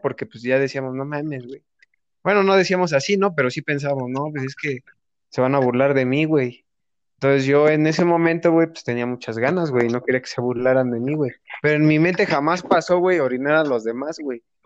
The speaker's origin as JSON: {"language": "Spanish", "town": "Toluca", "region": "State of Mexico", "country": "Mexico", "tie": "born or raised there", "said": "nosotros somos del Estado de México, De Toluca"}